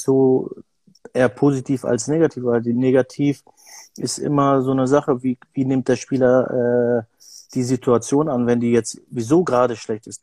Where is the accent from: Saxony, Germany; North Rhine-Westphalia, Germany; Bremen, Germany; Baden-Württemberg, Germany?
North Rhine-Westphalia, Germany; Bielefeld; ich komme ja aus Bielefeld